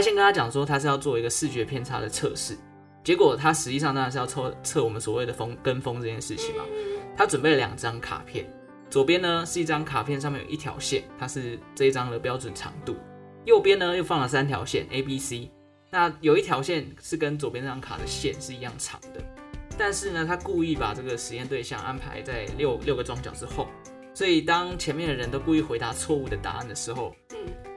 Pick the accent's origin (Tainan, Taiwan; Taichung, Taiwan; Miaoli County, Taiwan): Taichung, Taiwan; 我的故乡台中